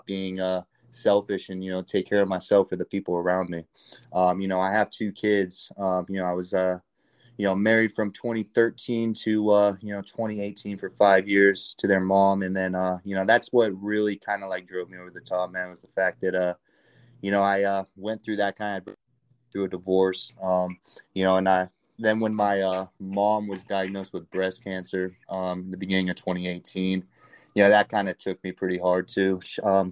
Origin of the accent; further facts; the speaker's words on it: California, United States; moved away as an adult; also born or lived in Hawaii; I was born and raised in California